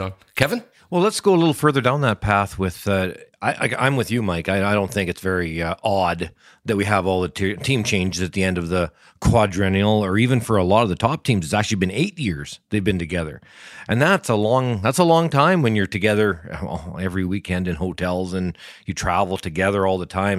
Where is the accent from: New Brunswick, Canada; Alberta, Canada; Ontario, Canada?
Alberta, Canada; I'm from I'm from Alberta